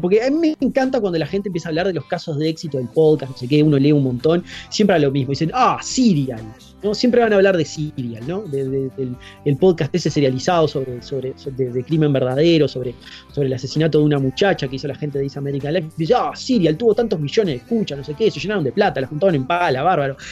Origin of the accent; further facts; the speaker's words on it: Uruguay; nuestro lugar de origen, digamos, sería Uruguay